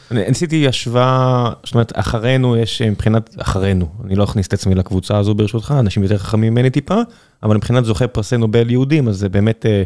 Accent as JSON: {"language": "Hebrew", "town": "Tel Aviv", "region": "Tel Aviv District", "country": "Israel", "tie": "born or raised there", "said": "אני גדלתי באחד העם. מסביבי היו ארבעה בתי כנסת ושני כוללים"}